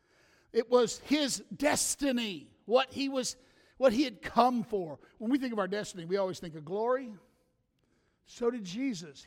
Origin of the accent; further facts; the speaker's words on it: the South, United States; I'm from the South